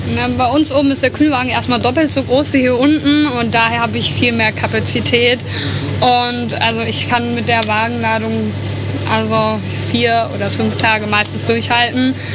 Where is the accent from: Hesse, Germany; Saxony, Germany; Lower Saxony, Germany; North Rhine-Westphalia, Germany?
Hesse, Germany; the region around Eschwege; dass ich hier aus der Region komme, bin ich schon als seit kleines Kind immer aufs Festival gegangen